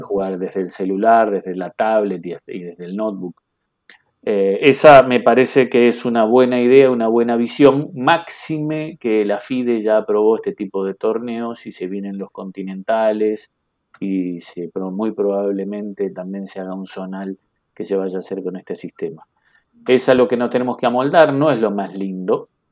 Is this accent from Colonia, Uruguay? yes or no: yes; Carmelo, Colonia, Uruguay; now in Montevideo, Uruguay; yo soy nacido en Carmelo